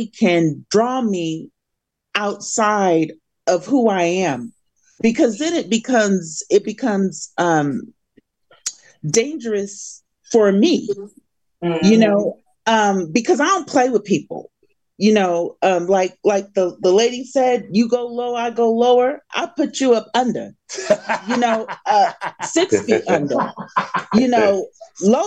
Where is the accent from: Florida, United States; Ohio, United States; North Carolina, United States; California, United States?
California, United States; moved away; I'm from California